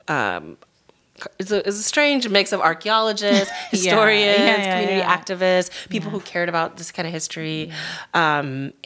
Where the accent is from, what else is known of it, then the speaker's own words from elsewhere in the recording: Massachusetts, United States; I grew up in Massachusetts